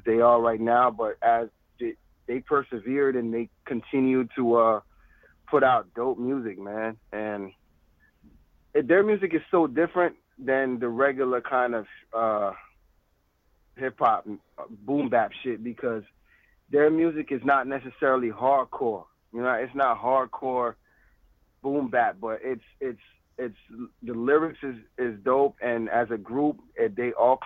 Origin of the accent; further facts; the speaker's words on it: Florida, United States; I'm from Florida